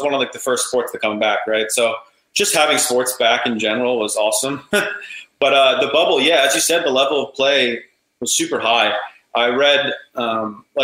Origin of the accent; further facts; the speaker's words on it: Annapolis, Maryland, United States; I grew up Annapolis. I love, it's my hometown. I'm still in Maryland, but I'm not in Annapolis, but I'm very close